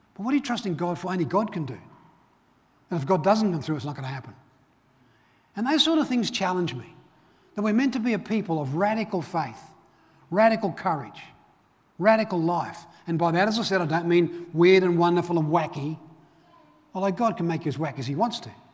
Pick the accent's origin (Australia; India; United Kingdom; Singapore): United Kingdom; Belfast, Northern Ireland; moved away; grew up, I was born in Belfast, Northern Ireland.